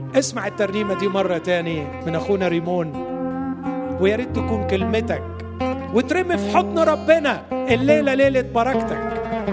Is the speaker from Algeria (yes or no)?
no; Egypt; عندنا في مصر